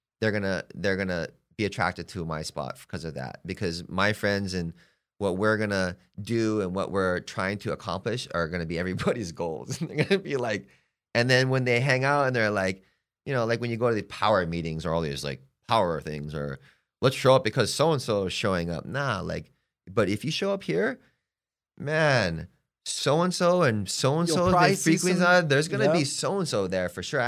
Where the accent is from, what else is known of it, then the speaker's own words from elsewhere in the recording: Hawaii, United States; now in Palm Springs, United States; Hey, that's I'm from Hawaii, okay? I'm living here for X amount of time. I'm getting to know Palm Springs, and it's a gay community.